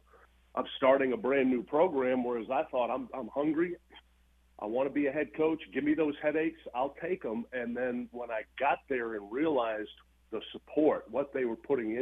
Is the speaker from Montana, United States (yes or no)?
no; Madison, Maine, United States; moved away as an adult; also born or lived in Boston, Massachusetts; now in Cookeville, United States; So that's what I grew up, that area, that place, Madison, Maine